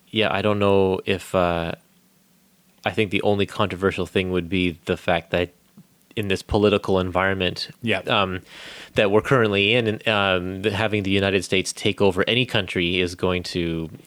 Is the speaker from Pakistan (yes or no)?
no; Canada; Mike and I, we are both Canadian.